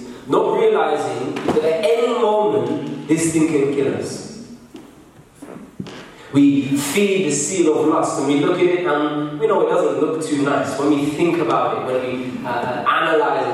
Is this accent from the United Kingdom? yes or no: yes; England, United Kingdom